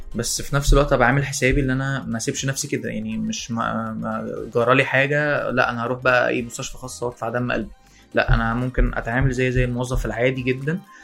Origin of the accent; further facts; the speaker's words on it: Alexandria, Alexandria Governorate, Egypt; انا اسكندرانية